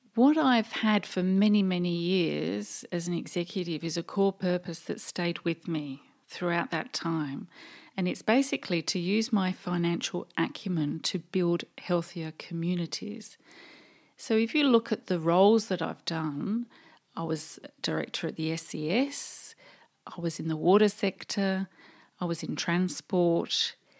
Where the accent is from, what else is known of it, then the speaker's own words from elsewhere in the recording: England, United Kingdom; moved away as an adult; also born or lived in London; now in Australia; You can probably tell by my accent that I actually come from the U K, England, And we decided, uh, my husband and I to emigrate in nineteen eighty-seven